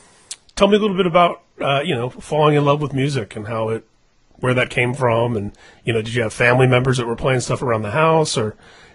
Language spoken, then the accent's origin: English; Indiana, United States; I grew up in Indiana